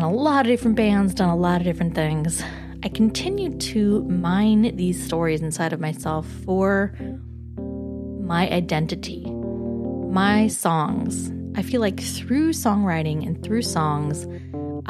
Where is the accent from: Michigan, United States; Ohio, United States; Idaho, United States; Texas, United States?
Idaho, United States; Boise; moved away as an adult; also born or lived in Twin Falls, Idaho / New York City; I grew up in Idaho, in the mountains, in the valleys